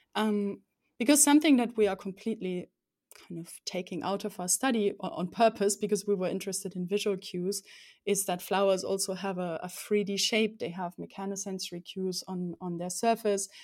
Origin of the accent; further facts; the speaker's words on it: Rhineland-Palatinate, Germany; now in Konstanz, Germany; I grew up in the southwest of Germany, um, beautiful Palatinate it's called.